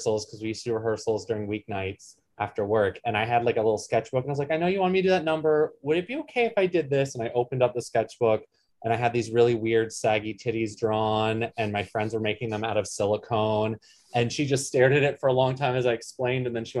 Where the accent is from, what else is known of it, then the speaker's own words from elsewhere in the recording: Poughkeepsie, New York, United States; moved away; also born or lived in Columbus, Ohio; I was born in Poughkeepsie, New York